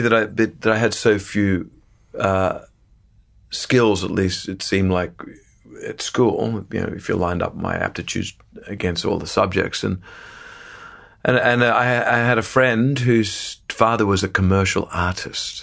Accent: Sydney, New South Wales, Australia; moved away; I grew up in the northern beaches of Sydney in Australia

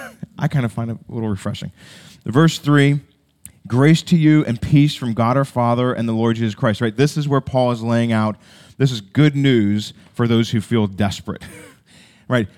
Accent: United States

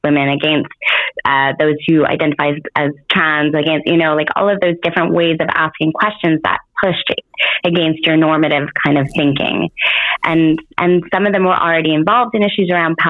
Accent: Montreal, Quebec, Canada; I was born in Montreal, Canada, but I'm born to Israeli parents that were born in Tel Aviv

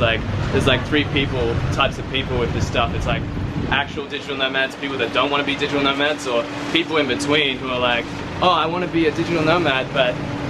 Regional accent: Brisbane, Queensland, Australia; Yeah, I'm from Brisbane, Australia.

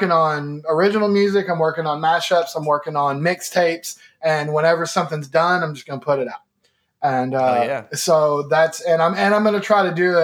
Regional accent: Kentucky, United States; moved away as an adult; now in Nashville, United States; I moved to Nashville from Kentucky when I was like 18, 19, somewhere in there.

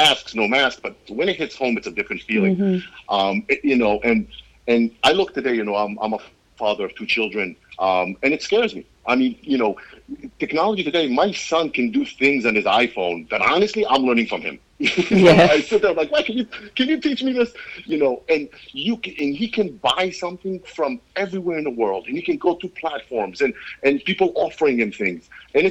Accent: Israel; I grew up in Israel. I went to Israeli army. I grew up in Israel

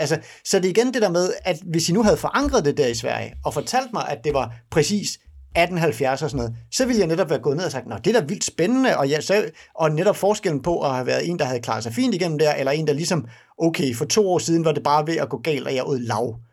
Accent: Denmark; for mig som dansker

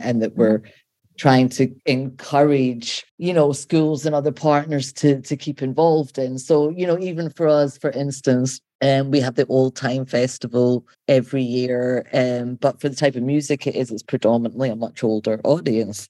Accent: Scotland, United Kingdom; also born or lived in London; now in Baltimore, United States; I grew up in Scotland

